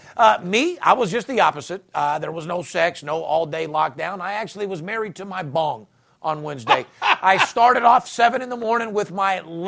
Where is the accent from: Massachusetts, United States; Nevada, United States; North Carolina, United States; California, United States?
Nevada, United States; Las Vegas; I'm born and raised in Las Vegas where the average marriage is 18 months.